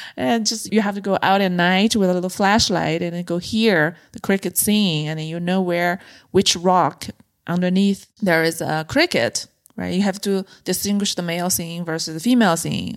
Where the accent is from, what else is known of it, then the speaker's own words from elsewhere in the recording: China; moved away as an adult; also born or lived in Beijing; I grew up in a mid-size city in China